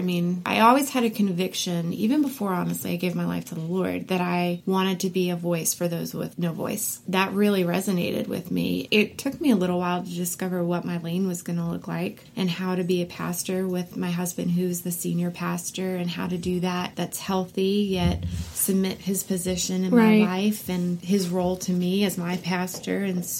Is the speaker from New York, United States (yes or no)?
yes; New York, United States; So I grew up in, like you said, I grew up in New York.